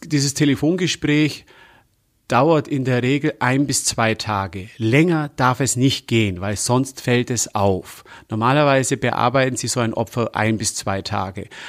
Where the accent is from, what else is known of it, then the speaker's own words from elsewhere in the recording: Germany; bei uns in Deutschland